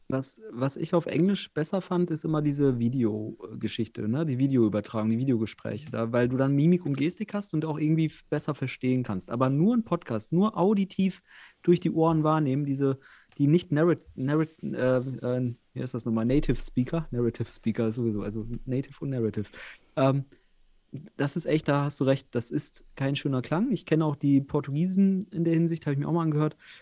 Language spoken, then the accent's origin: German; Osnabrück, Lower Saxony, Germany; ich komme ja auch aus Osnabrück